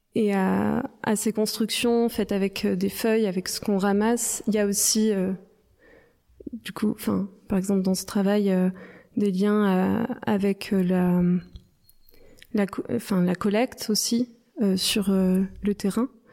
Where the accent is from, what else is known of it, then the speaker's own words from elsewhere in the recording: Provence-Alpes-Côte d'Azur, France; je viens des Hautes-Alpes